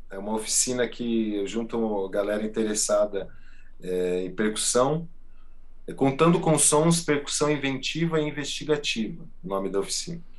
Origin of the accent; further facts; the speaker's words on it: Santo André, São Paulo, Brazil; esse disco …, a gente fez baseado na minha infância em Santo André, ABC Paulista. Meus pais tinham um mercadinho que se chamava Brisk.